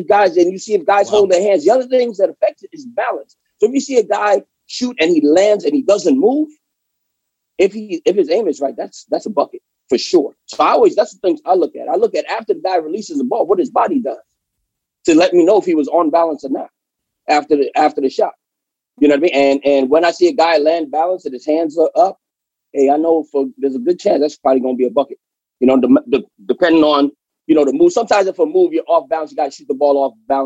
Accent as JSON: {"language": "English", "town": "New York City", "region": "New York", "country": "United States", "said": "I'm from New York"}